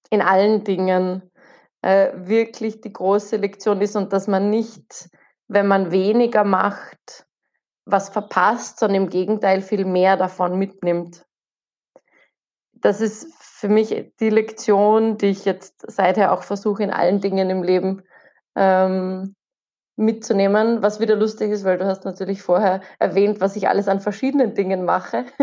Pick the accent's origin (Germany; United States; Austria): Austria; weil wir sind, wir kommen aus Österreich. Und Österreich ist ein winziges Land.